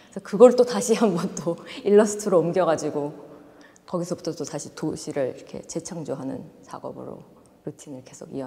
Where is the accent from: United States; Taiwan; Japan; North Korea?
United States; born there; also born or lived in Seoul; 아무래도 미국에서 태어나고 해외 생활을 오래 하다 보니까 저의 집은 어딘가 계속 생각을 했던 것 같아요. 그래서 요번 고민을 해보니까 아 서울이 아무래도 나의 뿌리다